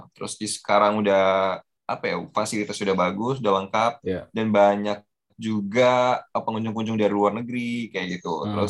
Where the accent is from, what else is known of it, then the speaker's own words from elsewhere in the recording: Java, Indonesia; now in Lampung, Indonesia; Gue salah satu pendatang dari Jawa.